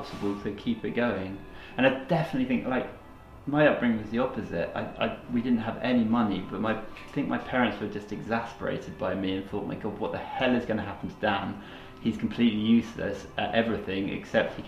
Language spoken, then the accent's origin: English; Brighton, South East England, United Kingdom; I'm from Brighton and I've grown up around the elms